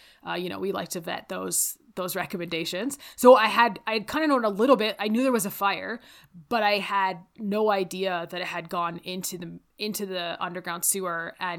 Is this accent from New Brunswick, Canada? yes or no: no; Windsor, Ontario, Canada; Growing up outside of Windsor, I've been to Detroit several times. I've also been to Ohio several times.